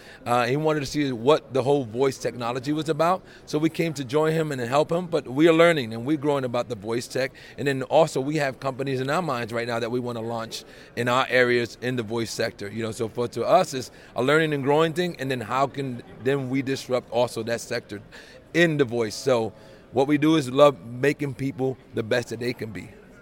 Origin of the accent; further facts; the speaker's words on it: New York, United States; now in Columbus, United States; I'm from Columbus, Ohio, originally from New York